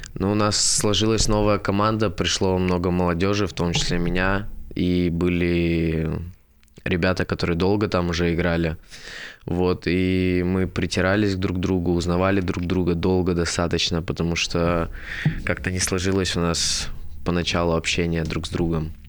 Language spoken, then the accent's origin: Russian; Sochi, Krasnodar Krai, Russia; moved away; я сам из Сочи